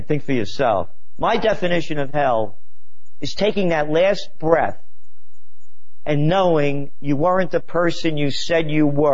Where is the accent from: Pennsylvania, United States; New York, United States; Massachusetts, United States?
New York, United States; New York City; I was born in the Bronx